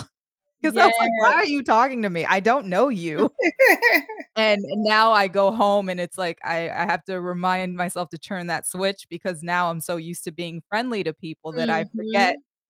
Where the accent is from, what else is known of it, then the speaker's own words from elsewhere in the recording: Washington, District of Columbia, United States; now in Atlanta, United States; I moved from the Mid-Atlantic, from DC, where we are very cold.